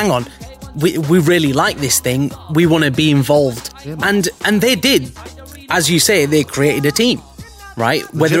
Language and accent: English; Bradford, Yorkshire and the Humber, United Kingdom; growing up in Bradford